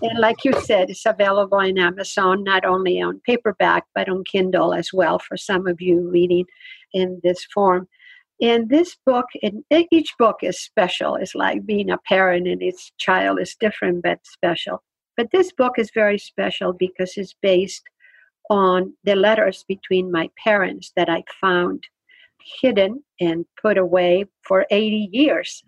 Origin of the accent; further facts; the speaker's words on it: Spain; English is a second language; now in United States; I grew up in Spain